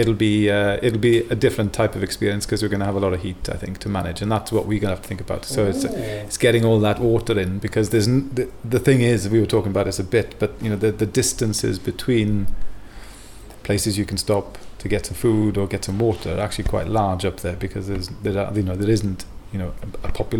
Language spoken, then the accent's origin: English; Wales, United Kingdom; also born or lived in Belgium; now in Sweden; I'm from Wales originally, but found my way here back in 2007